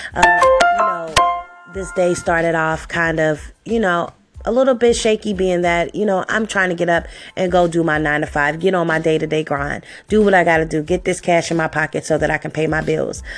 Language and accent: English; Cincinnati, Ohio, United States; I was born and raised here in Cincinnati, Ohio.